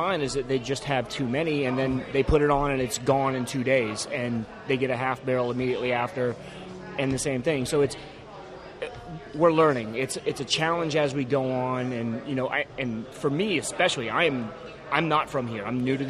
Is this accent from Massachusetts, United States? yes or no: yes; Massachusetts, United States; now in Cincinnati, United States; And I'm from Massachusetts